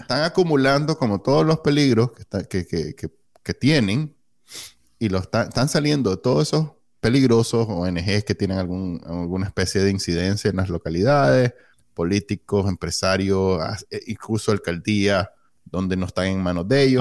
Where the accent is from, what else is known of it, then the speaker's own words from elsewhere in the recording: Nicaragua; moved away as an adult; cuando salí de Nicaragua en el 2009, en 2019